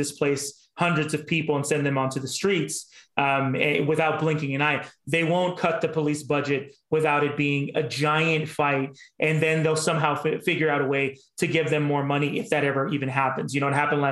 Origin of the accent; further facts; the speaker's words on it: Los Angeles, California, United States; also born or lived in Koreatown, Los Angeles; I grew up in North Hollywood